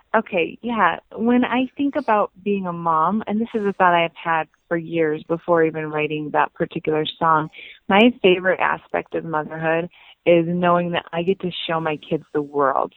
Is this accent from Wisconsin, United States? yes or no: yes; Wisconsin, United States; also born or lived in Utah; now in Salt Lake City, United States; I grew up in Wisconsin